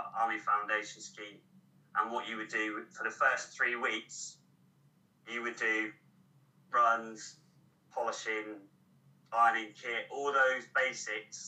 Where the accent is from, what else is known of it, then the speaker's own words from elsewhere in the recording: Cornwall, South West England, United Kingdom; moved away as an adult; I'm Cornish